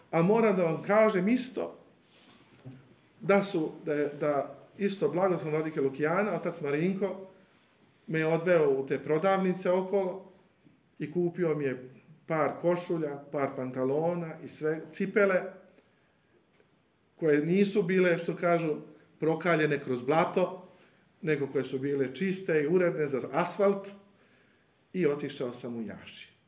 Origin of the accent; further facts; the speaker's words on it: Serbia; also born or lived in Iași, Romania; budući da sam bio jedini Srbin